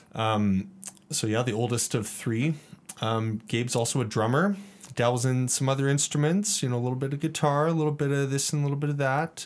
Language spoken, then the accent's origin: English; Calgary, Alberta, Canada; me growing up in the Northwest, like, I grew up just north of Nose Hill. and my parents still live there, and that's, that's my childhood home